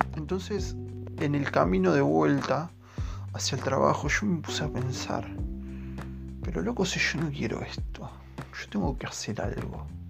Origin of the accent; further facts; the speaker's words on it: Quilmes, Buenos Aires Province, Argentina; yo soy de Quilmes